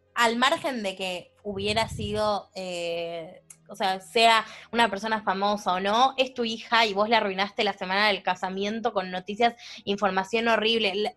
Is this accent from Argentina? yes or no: yes; Argentina; somos argentinas